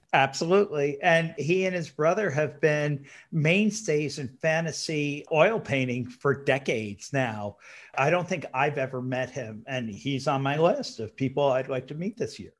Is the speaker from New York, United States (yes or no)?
yes; New York area, United States; When, when I was a little kid, I grew up in the New York area